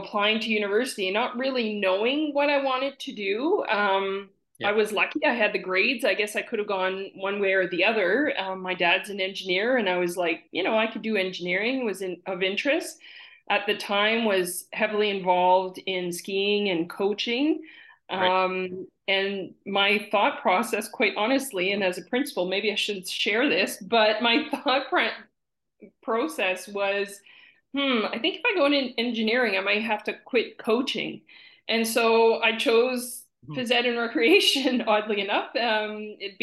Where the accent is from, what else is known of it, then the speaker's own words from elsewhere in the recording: Campbellton, New Brunswick, Canada; moved away; growing up in Campbellton